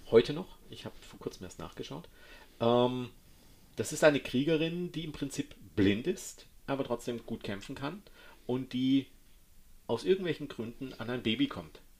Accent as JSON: {"language": "German", "region": "Baden-Württemberg", "country": "Germany", "said": "weil ich bin ja ein Schwabe und damit sparsam."}